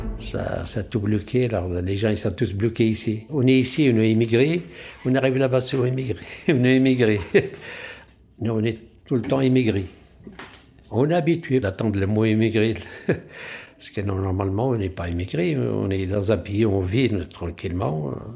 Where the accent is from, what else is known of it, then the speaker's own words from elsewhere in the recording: Algeria; moved away as an adult; now in France; on est algérien